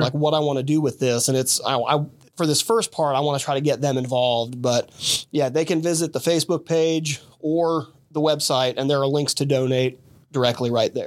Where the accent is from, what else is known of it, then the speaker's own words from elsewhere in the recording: Dayton, Ohio, United States; also born or lived in Fairborn, Ohio; the Dayton area